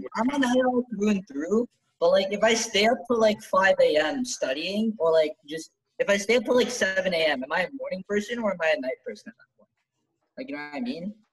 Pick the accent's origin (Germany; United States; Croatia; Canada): Canada; I was born in Canada, but like, I, my, my parents are basically from Ceylon